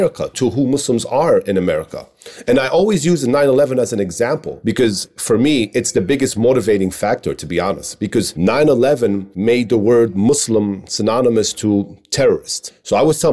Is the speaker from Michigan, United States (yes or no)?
no; New York City, New York, United States; when I grew up in Queens was all Bengali community.